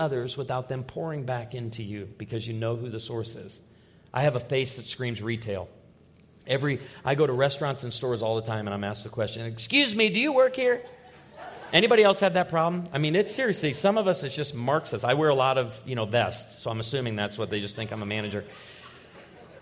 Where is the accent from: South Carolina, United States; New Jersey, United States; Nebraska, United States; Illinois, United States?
Illinois, United States; Naperville; I grew up outside of Naperville, Illinois. I was born in Naperville, Illinois